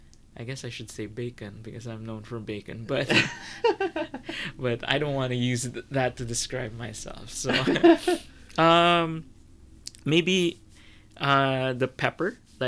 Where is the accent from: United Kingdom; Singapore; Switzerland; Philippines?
Philippines; So whenever people ask me, I always say I'm Filipino.